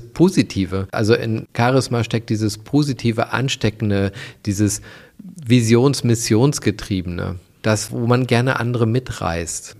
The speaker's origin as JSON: {"language": "German", "country": "Germany", "said": "bei uns in Deutschland"}